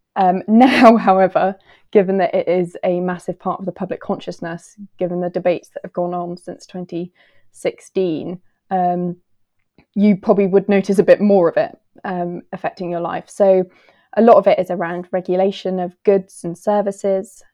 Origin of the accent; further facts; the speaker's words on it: United Kingdom; I'm from the U K